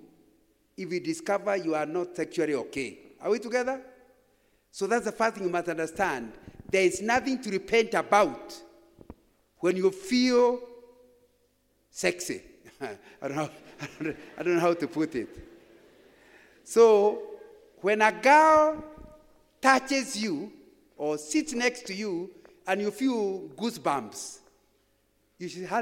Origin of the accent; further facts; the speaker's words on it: Kikuyuland, Central Kenya, Kenya; When I was growing up in Kikuyuland, if you came to my village in the late 1950s